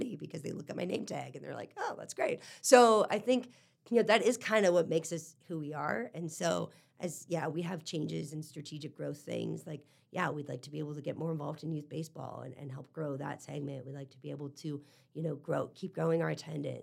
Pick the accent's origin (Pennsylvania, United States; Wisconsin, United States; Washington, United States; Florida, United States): Washington, United States; Eastern; moved away as an adult; now in Bellingham, United States; So I grew up in Eastern Washington. I came here to Bellingham in 2004 to go to Western